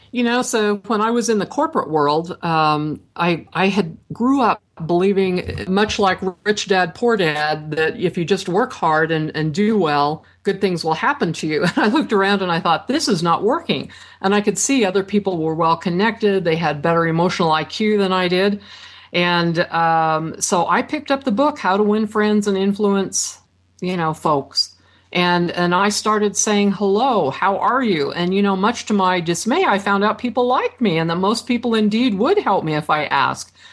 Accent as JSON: {"language": "English", "town": "Franklin", "region": "Idaho", "country": "United States", "tie": "born or raised there", "moved": "yes", "said": "I grew up in Franklin, Idaho"}